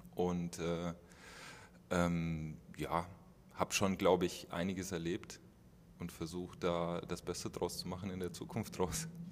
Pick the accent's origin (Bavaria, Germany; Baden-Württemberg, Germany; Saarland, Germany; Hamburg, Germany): Bavaria, Germany; Aschaffenburg; moved away; ich komme ja aus Aschaffenburg, aus dem Kreis Aschaffenburg